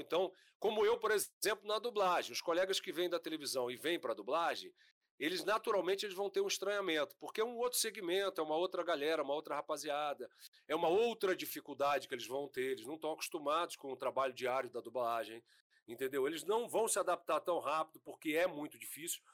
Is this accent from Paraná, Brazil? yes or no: no; Brasília, Federal District, Brazil; moved away as an adult; now in Rio de Janeiro, Brazil; Eu nasci em Brasília